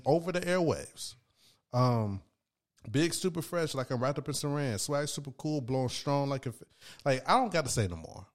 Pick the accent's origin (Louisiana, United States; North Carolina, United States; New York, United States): North Carolina, United States; Raleigh; also born or lived in Durham, North Carolina; I'm from Raleigh, North Carolina